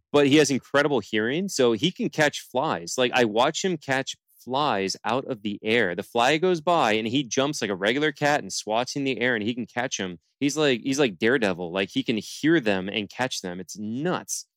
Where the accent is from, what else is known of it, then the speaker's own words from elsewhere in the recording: Palm Bay, Florida, United States; now in Fort Lauderdale, United States; I'm from Palm Bay is where I'm born and raised